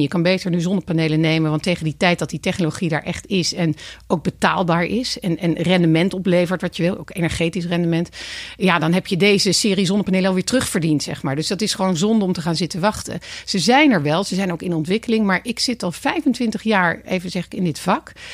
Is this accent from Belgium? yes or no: no; Voorburg, South Holland, Netherlands; in het dorp bij ons in Voorburg